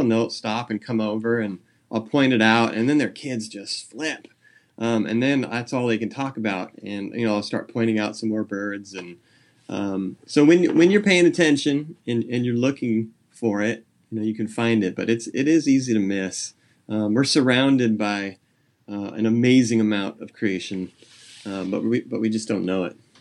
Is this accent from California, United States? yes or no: yes; San Jose, California, United States; now in Nipomo, United States; I grew up in San Jose Bay Area